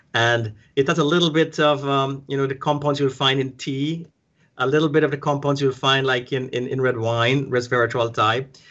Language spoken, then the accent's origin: English; Guyana; moved away; I'm from South America, from the British colony, uh, British Guyana